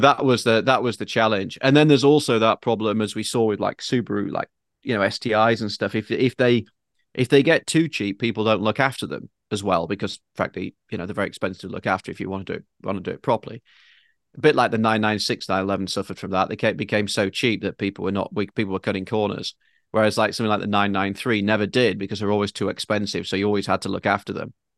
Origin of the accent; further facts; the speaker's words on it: United Kingdom; now in Manhattan Beach, United States; me as a Brit